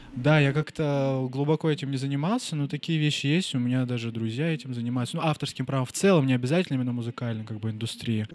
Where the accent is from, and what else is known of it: Nizhnevartovsk, Khanty-Mansi Autonomous Okrug, Russia; born or raised there; moved away as an adult